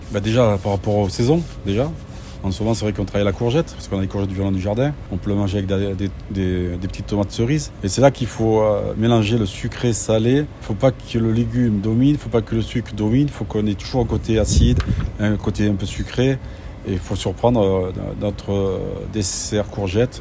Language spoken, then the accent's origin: French; the South, southern France, France; Je suis du Sud